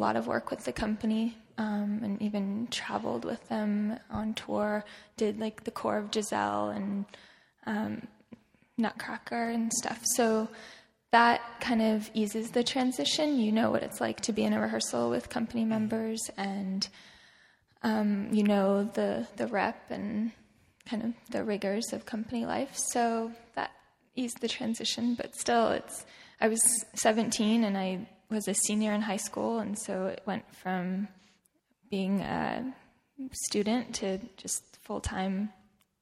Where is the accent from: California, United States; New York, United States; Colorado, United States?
California, United States; San Francisco; I had such a great school in my hometown